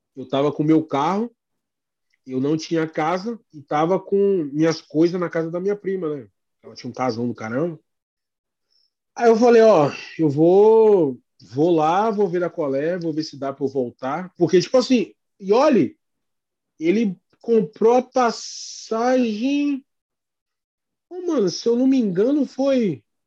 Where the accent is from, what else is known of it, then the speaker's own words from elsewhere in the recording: Brazil; first language Portuguese; also born or lived in Boston, United States; now in United States; nós somos brasileiros, a gente é do Brasil.